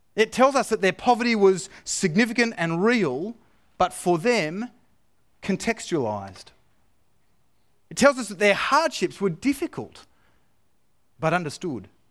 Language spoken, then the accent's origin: English; Australia; moved away; deep down, I'm still Australian